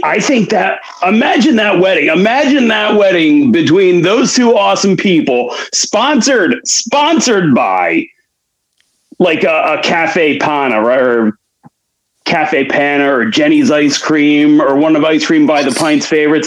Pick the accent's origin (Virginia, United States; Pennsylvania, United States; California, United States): Pennsylvania, United States; Philadelphia; accent: Philly; my regular Philly accent